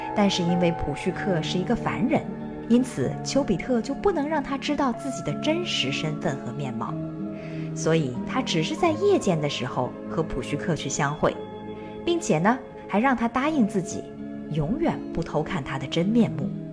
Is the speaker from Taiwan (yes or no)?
no; China; 我们中国人呢，通常管它们叫做北斗七星